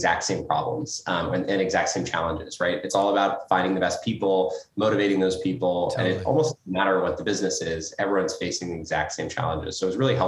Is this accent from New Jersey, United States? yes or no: no; Colorado, United States; moved away as an adult; also born or lived in East Coast; grew up in Colorado in a mountain town, went east for college, lived on the East Coast for a number of years.